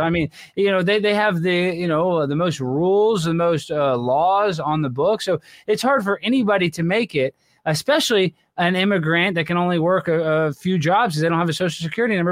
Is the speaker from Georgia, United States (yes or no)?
no; Texas, United States; I grew up in Texas